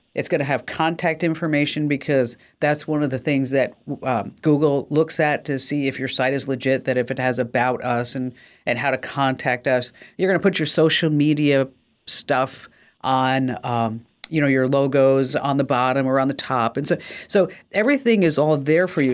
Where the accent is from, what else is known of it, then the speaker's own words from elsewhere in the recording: New Jersey, United States; I'm from New Jersey.